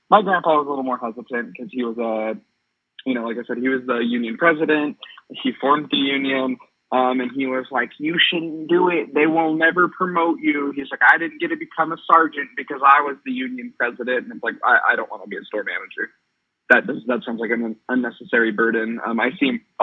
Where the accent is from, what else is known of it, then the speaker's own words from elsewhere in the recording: West Jordan, Utah, United States; I was born in West Jordan, so I'm just born and raised here in Utah